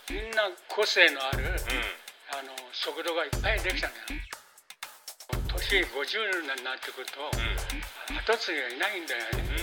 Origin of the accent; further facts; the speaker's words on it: Futtsu, Chiba, Japan; moved away; 俺漁場で育ってるから漁場漁場あの海のところでふっつったところで